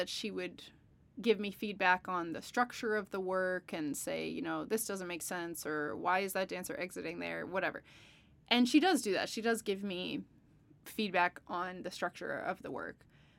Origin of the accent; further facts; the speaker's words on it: British Columbia, Canada; And growing up outside of Victoria, I got to see a lot, especially for a place that can be, it's an island, it's in Canada.